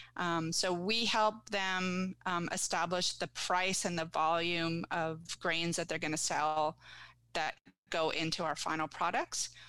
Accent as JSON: {"language": "English", "town": "Guelph", "region": "Ontario", "country": "Canada", "tie": "born or raised there", "also_born_or_lived": "Vancouver", "moved": "as an adult", "lives_now": "Ottawa, Canada", "said": "I grew up in Guelph"}